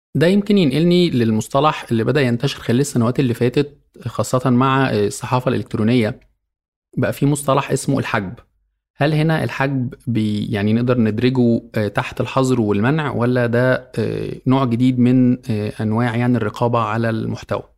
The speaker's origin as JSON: {"language": "Arabic", "country": "Egypt", "said": "عندنا في مصر"}